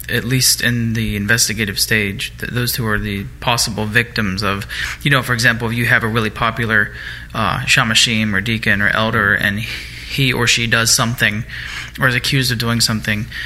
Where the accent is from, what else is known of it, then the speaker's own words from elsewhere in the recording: Germany; you know I grew up in Germany where anti-Semitic and Holocaust education are um, you know uh, mandatory.